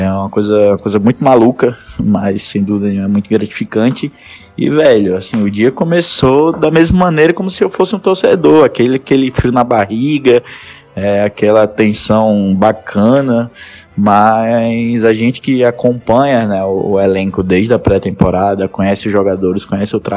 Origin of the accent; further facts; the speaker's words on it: Maceió, Alagoas, Brazil; now in Aracaju, Brazil; eu tenho 23 anos, eu é, sou nascido em Maceió, Alagoas.